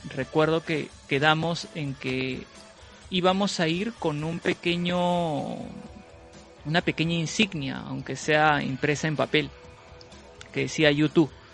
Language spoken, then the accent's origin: Spanish; Peru; yo soy de Perú